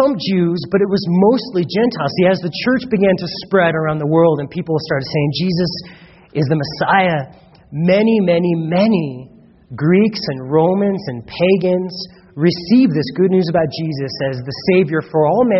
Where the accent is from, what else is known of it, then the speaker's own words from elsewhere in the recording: United States; We've grown up in America